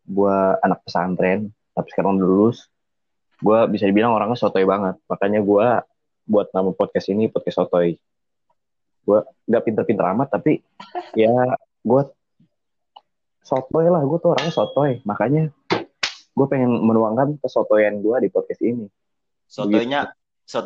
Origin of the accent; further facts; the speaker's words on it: Ciamis, West Java, Indonesia; Iya gue masih di kampung gue nih biasa. Gue juga terisolasi di sini.